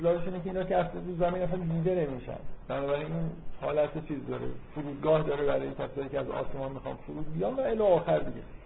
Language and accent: Persian; Iran; از من میپرسن که تو مال کجایی ایران